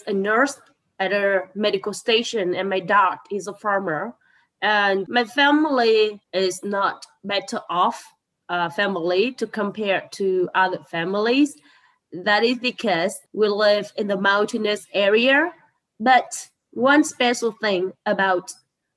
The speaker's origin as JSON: {"language": "English", "region": "Northern Vietnam", "country": "Vietnam", "tie": "born or raised there", "said": "I was born in a very poor village located in remote area in the north of Vietnam"}